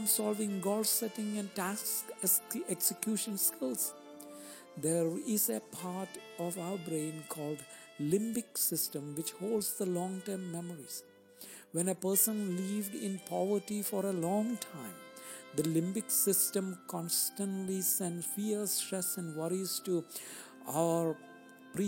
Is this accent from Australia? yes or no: no; India; moved away; When I grew up in India